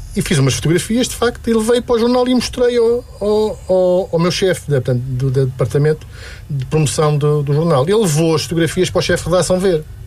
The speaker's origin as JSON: {"language": "Portuguese", "region": "Lisbon", "country": "Portugal", "tie": "born or raised there", "also_born_or_lived": "Cela, Alcobaça", "said": "Eu, eu, eu nasci na cela, uh, mas fui criado basicamente em Lisboa"}